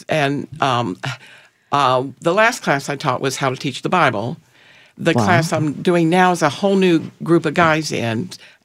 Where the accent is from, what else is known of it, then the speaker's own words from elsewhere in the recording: North Carolina, United States; accent: North Carolina; also born or lived in Pittsburgh, Pennsylvania; now in Riverview, United States; I was born in Pittsburgh, Pennsylvania, but raised in North Carolina